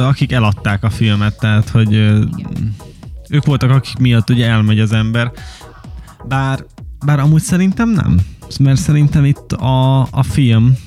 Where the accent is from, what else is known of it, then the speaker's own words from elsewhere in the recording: Hungary; magyarok vagyunk